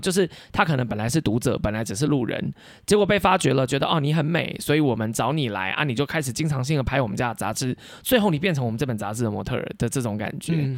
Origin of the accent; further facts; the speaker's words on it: Nantou County, Taiwan; moved away as an adult; also born or lived in Taipei; now in Taichung, Taiwan; 从小到大，我也都一直待在乡。我是男头人